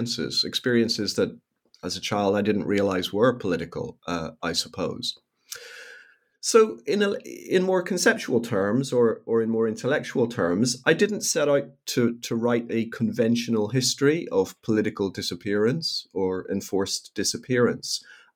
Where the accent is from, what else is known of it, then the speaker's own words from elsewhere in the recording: Northern Ireland, United Kingdom; even as a very young child growing up in Northern Ireland